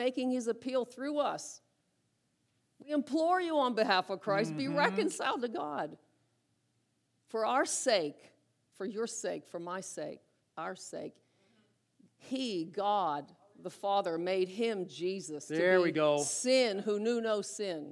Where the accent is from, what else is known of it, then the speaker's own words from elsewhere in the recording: Butler, United States; I grew up in Butler. Grew up in Lindora